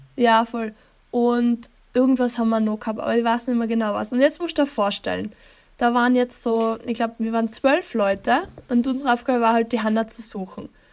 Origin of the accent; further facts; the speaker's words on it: East Tyrol, Austria; ich komme aus Osttirol